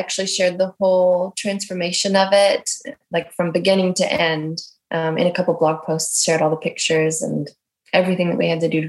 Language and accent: English; Sandpoint, Idaho, United States; moved away; I'm from Idaho originally.